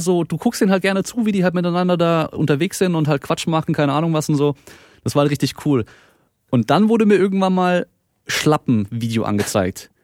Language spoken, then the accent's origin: German; Baden-Württemberg, Germany; ich komme hier aus Baden-Württemberg, das heißt, so Dialekt ist noch ein bisschen anders